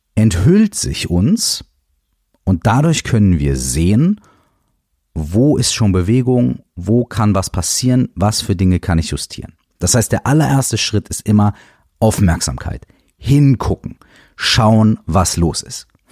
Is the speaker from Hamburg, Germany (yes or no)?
no; Minden, North Rhine-Westphalia, Germany; moved away as an adult; Ich habe damals in Minden gewohnt. Ähm, Minden ist meine Heimatstadt